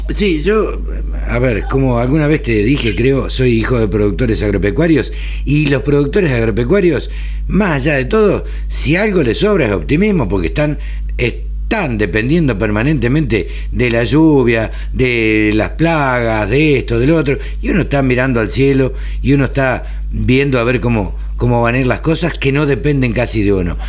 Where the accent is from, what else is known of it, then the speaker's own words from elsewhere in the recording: Maipú, Buenos Aires Province, Argentina; Yo nací en el campo, nací en Maipú, provincia de Buenos Aires